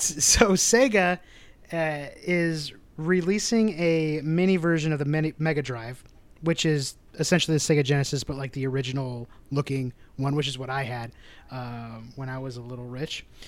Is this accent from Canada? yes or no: no; Midwest, United States; we're from the Midwest